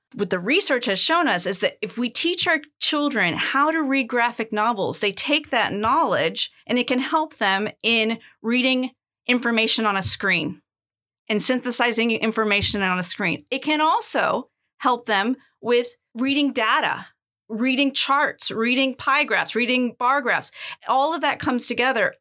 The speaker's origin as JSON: {"language": "English", "country": "United States", "tie": "born or raised there", "moved": "as an adult", "lives_now": "Athens, Greece", "said": "I was born in the United States"}